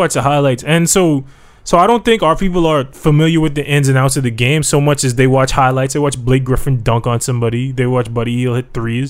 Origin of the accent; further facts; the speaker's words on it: Jamaica; now in Bahamas; But I'm a Jamaican.